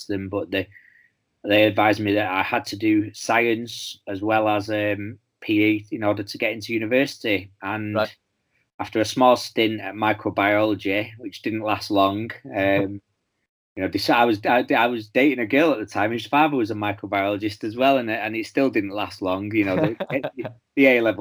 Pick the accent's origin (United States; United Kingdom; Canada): United Kingdom; Manchester, North West England; I'm born and bred in Manchester